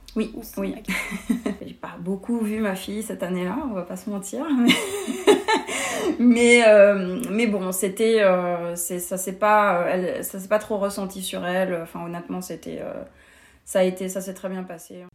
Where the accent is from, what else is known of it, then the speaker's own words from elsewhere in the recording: France; moved away as an adult; also born or lived in Paris; now in Montreal, Canada; en tant que française